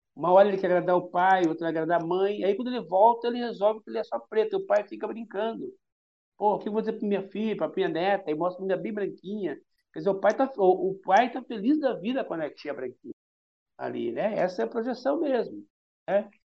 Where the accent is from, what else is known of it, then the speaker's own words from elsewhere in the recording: Curitiba, Paraná, Brazil; moved away as an adult; now in Salvador, Brazil; eu sou do Paraná, entendeu? E eu sou o cara criado e nascido e vivido no futebol de várzea. Parei quando vim para Salvador